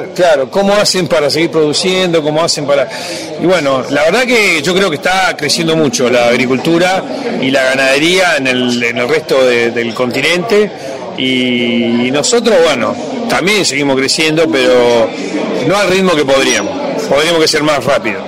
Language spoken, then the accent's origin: Spanish; Argentina